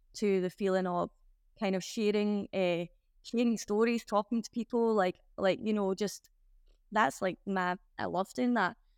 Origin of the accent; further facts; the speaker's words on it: Glasgow, Scotland, United Kingdom; I'm from Glasgow.